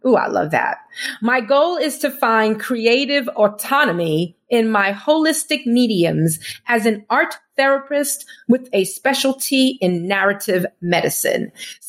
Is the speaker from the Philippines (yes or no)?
no; Nigeria; My experiences as a Nigerian first daughter fuel my art, which has been instrumental in my growth as a creative.